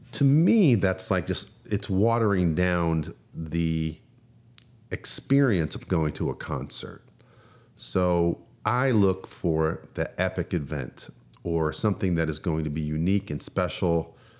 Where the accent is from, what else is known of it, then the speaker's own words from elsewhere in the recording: New Jersey, United States; moved away as an adult; I'm from New Jersey